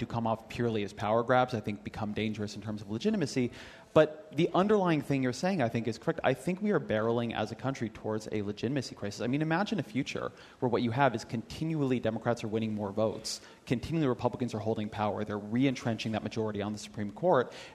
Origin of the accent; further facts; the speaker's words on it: California, United States; I'm Californian